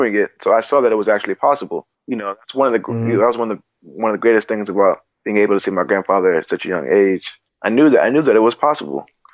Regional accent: New York City, New York, United States; I grew up in Queens, so we had, like, main streets

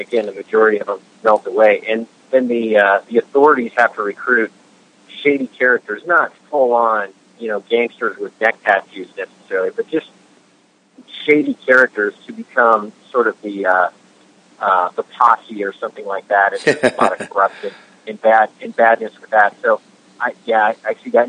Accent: Washington, United States; Washington State, my home state

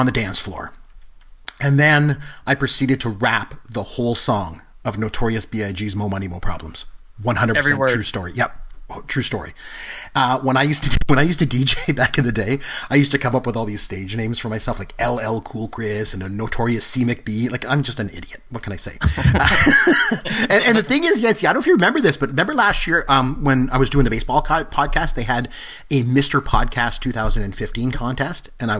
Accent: Port Elgin, Ontario, Canada; moved away; we decided to go back to my hometown. I'm from a town in Ontario called Port Elgin

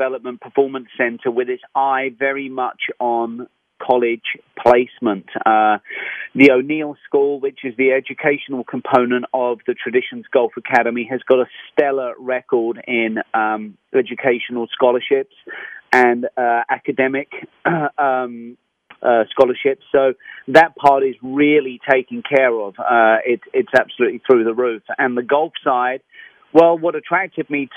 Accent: London, United Kingdom; moved away; I'm from London, England.

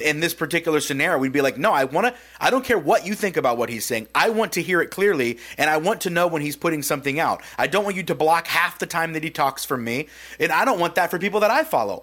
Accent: United States; we grew up in America

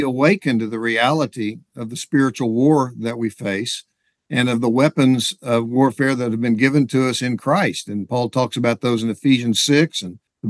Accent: Oklahoma, United States; also born or lived in Texas; I was born and raised in Oklahoma

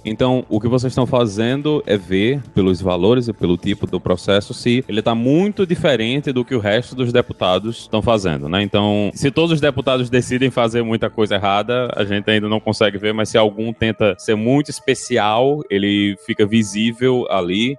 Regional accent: Northeast Region, Brazil; como nordestino

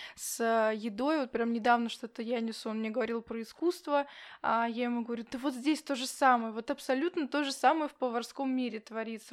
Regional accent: Yakutsk, Sakha Republic, Russia; я не с из Якутска

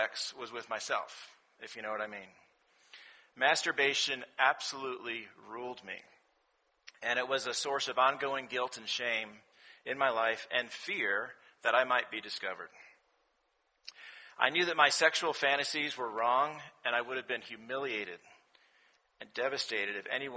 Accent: Rye, New York, United States; moved away as an adult; also born or lived in Washington, D.C. / North Carolina; now in Atlanta, United States; I'm originally from Rye, New York. It's a small town outside of New York City

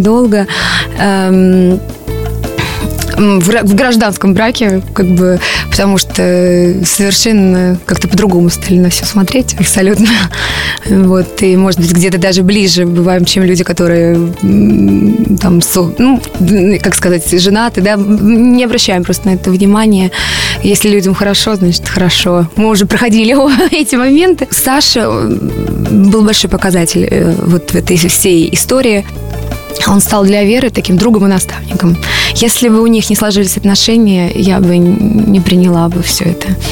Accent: Voronezh, Voronezh Oblast, Russia; в городе, где я родилась, в Воронеже

